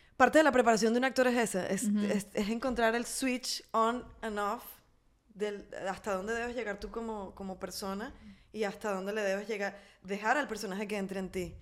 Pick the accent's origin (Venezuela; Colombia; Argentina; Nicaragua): Venezuela; en mi país o en mi entorno venezolano